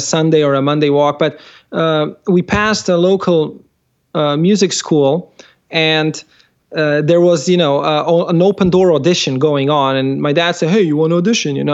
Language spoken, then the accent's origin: English; Slovenia; I come from Slovenia